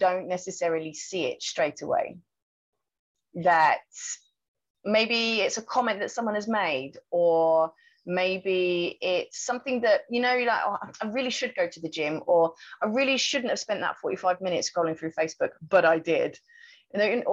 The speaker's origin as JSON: {"language": "English", "country": "United Kingdom", "moved": "as an adult", "lives_now": "Thailand", "said": "my home country, which was the UK."}